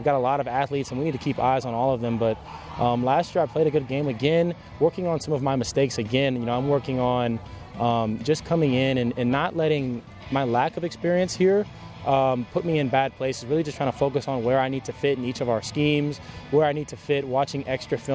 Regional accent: New Albany, Indiana, United States; moved away as an adult; I grew up in New Albany, Indiana all my life

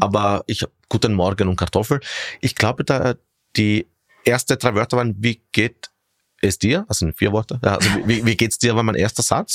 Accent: Syracuse, Sicily, Italy; German is a second language; moved away as an adult; also born or lived in Rome, Italy / Gänserndorf, Austria; now in Vienna, Austria; als ich drei Jahre alt war, sind wir zurück nach Sizilien gezogen mhm. und dort bin ich praktisch dann aufgewachsen

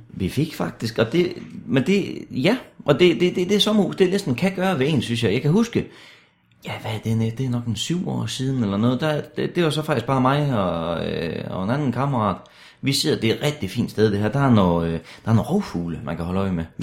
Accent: Denmark; Ja, ja, jeg er jo fra Danmark, det kan du vel sige.

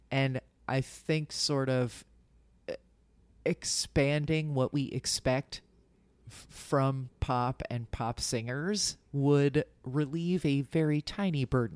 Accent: suburban New Jersey, United States; born or raised there

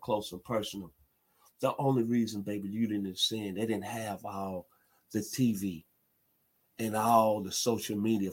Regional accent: Memphis, Tennessee, United States; moved away as an adult; also born or lived in Arkansas; now in Atlanta, United States; my hometown, the 901, Memphis, Tennessee

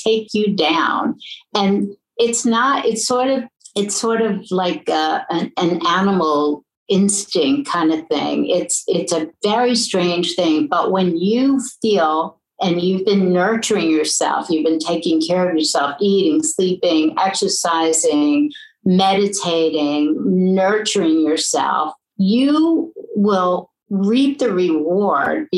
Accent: New York City, New York, United States; I loved my childhood in New York, and you know, I was born in New York Hospital

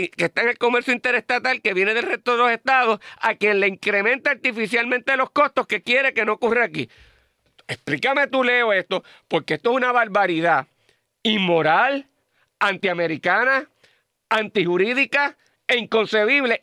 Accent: Puerto Rico

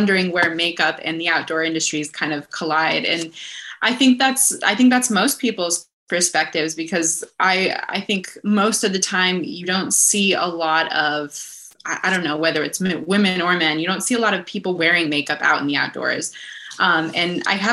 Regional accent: northwestern Montana, United States; now in Los Angeles, United States; I'm from northwestern Montana, so kind of just a few hours south of the Canadian border. So I grew up in those incredible mountains up there

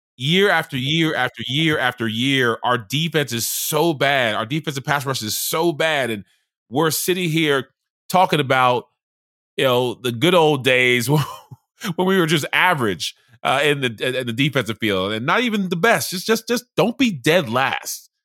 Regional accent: Charleston, South Carolina, United States; moved away; also born or lived in Baltimore / Atlanta; I grew up in Charleston, South Carolina

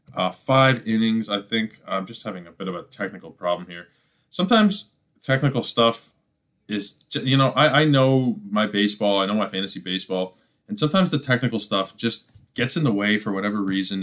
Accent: Toronto, Ontario, Canada; my hometown, Toronto Blue Jays

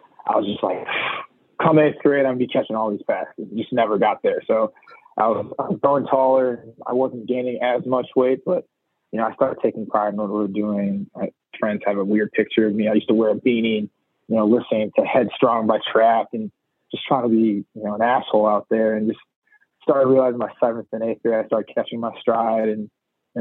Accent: Brookfield, Wisconsin, United States; growing up in Brookfield had a huge influence in terms of me eventually going to Wisconsin

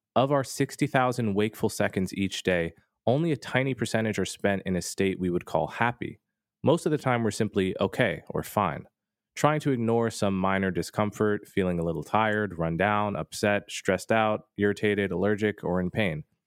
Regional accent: United States; as an American

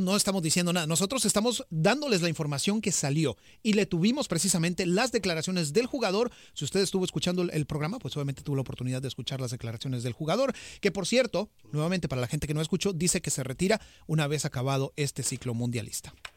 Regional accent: Costa Rica; yo soy costarricense

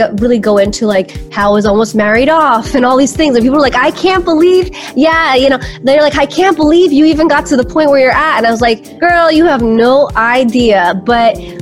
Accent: New York City, New York, United States; also born or lived in Albania (ancestry); So my family is from Albania. I am Albanian, and I was born in New York City. I was born in Brooklyn, New York.

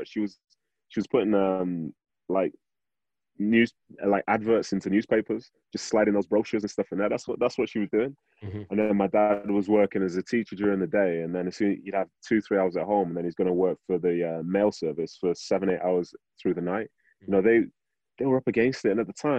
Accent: Manchester, North West England, United Kingdom; moved away as an adult; also born or lived in Nigeria / Salt Lake City, United States; now in United States; I was born in Nigeria. Went to Manchester in the early 90s

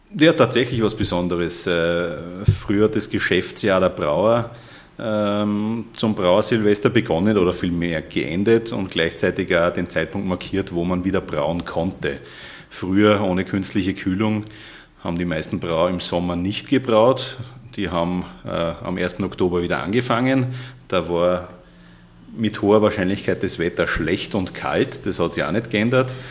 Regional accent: Austria; das juckt uns relativ wenig in Österreich

